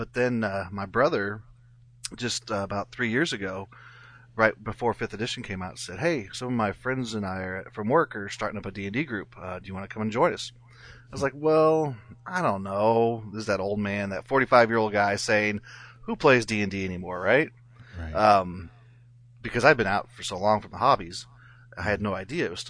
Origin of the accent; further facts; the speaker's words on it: Jefferson City, Missouri, United States; I'm from Jefferson City, Missouri, so it's about 2.5 hours away.